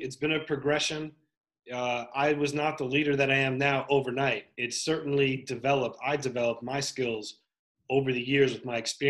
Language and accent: English; New York, United States; Sure, I grew up in Westchester County, which is a nice part of New York, but I spent more time in the South Bronx